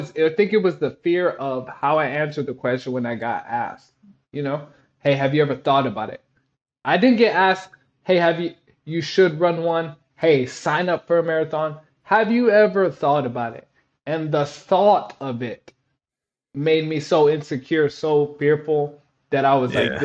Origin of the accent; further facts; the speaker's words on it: Odessa, Texas, United States; moved away as an adult; also born or lived in Korea / Germany / Turkey / San Antonio, Texas; Growing up in Odessa, Texas, like Friday Night Lights is a real big ordeal